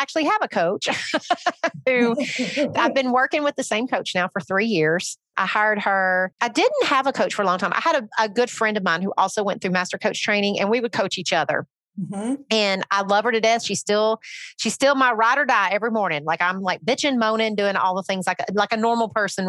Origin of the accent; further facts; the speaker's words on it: Northern Alabama, United States; moved away; also born or lived in Nashville; I grew up in Northern Alabama. Then I moved to Nashville